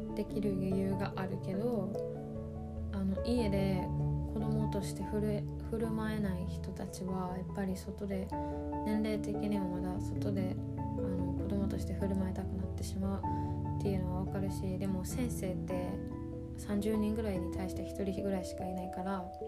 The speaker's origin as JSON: {"language": "Japanese", "region": "Osaka", "country": "Japan", "tie": "born or raised there"}